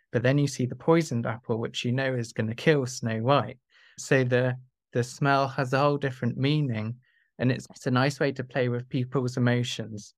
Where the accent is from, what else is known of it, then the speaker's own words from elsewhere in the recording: South of England, United Kingdom; I grew up in the south of England